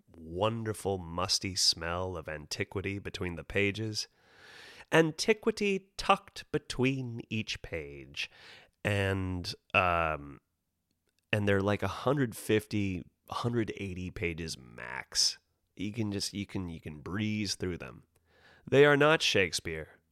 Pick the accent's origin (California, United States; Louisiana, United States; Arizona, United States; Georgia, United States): California, United States; Monterey; moved away; Monterey Bay, which is a lovely town to be born